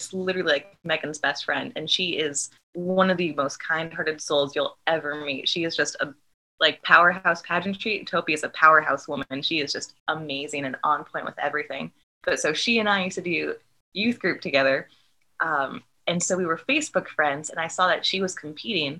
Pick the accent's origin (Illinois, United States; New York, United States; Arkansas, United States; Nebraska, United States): Nebraska, United States; Omaha; we grew up in Omaha and we were at different schools